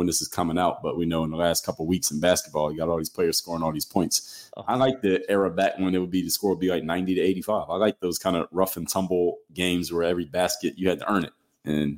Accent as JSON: {"language": "English", "town": "Philadelphia", "region": "Pennsylvania", "country": "United States", "said": "I'm from Philly"}